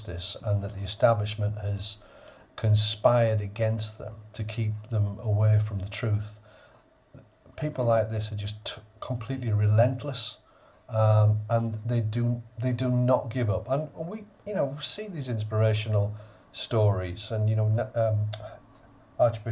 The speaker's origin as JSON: {"language": "English", "town": "Middlesbrough", "region": "North East England", "country": "United Kingdom", "tie": "born or raised there", "said": "I'm speaking from the place that I was born, Middlesbrough. Pretty straightforward upbringing"}